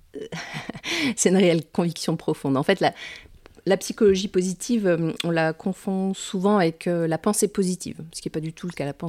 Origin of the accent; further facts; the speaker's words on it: Metz, Grand Est, France; also born or lived in Nancy; je suis originaire de Metz et j'y habite et j'y travaille actuellement